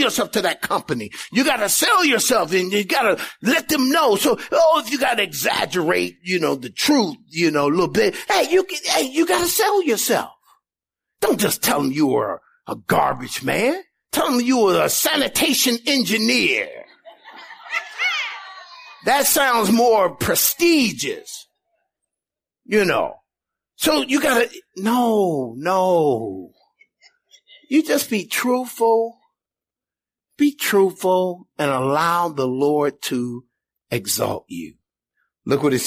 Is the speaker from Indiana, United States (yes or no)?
yes; Indiana, United States; moved away as an adult; also born or lived in California; I've never been on the East Coast before, never been past Indiana where we grew up.